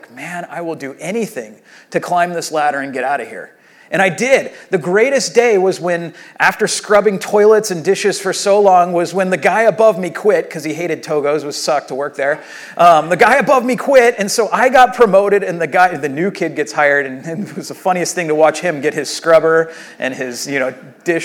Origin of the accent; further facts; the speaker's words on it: Rancho Santa Margarita, California, United States; I grew up here in Rancho Santa Margarita